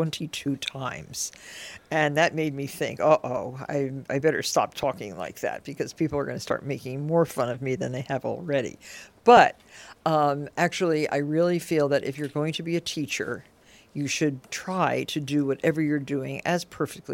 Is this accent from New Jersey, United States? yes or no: yes; Nutley, New Jersey, United States; growing up in a totally different environment than I grew up in, a little town in Nutley, New Jersey